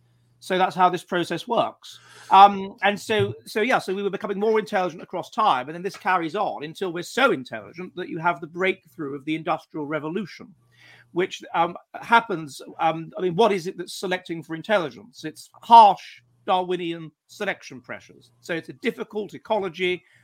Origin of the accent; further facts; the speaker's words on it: United Kingdom; I mean, I'm British and I'm a bit Anglo-centric